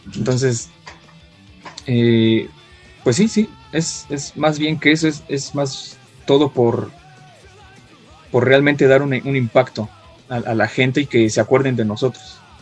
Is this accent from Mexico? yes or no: yes; Mexico; nuestras raíces mexicanas en este disco que a pesar de que cantamos en inglés y nuestro grupo es en inglés, seguimos siendo mexicanos